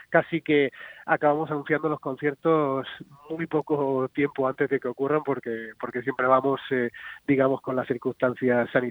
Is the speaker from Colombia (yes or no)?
no; Region of Murcia, Spain; now in Madrid, Spain; pues mucha familiaridad todo lo que ocurre en Murcia y cualquier excusa también te diré para bajar a, mi tierra para mí es bienvenida.